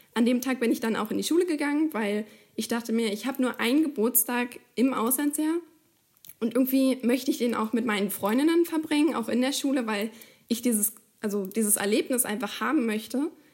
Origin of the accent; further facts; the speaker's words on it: Germany; wir kommen ja beide offensichtlich aus Deutschland